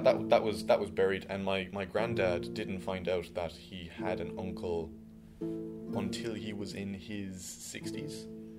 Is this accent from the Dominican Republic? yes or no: no; Tipperary, Munster, Ireland; I'm from Tipperary.